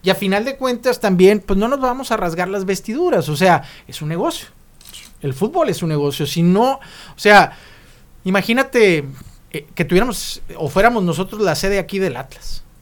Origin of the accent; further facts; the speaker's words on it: Mexico; born there; Échale la culpa que nacimos en México.